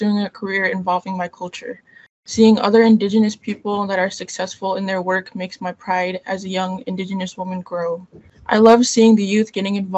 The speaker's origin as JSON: {"language": "English", "town": "Tyonek", "region": "Alaska", "country": "United States", "moved": "yes", "lives_now": "Anchorage, United States", "said": "I am from the Nochina clan, from the native village of Tyonik in Alaska, and I now live in Anchorage"}